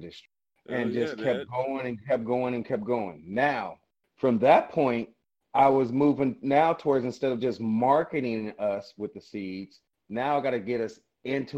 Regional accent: Los Angeles, California, United States; I'm from Los Angeles.

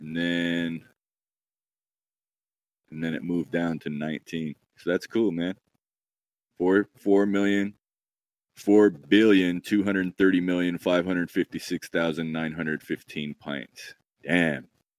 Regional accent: Oregon, United States; I'm from Oregon, too

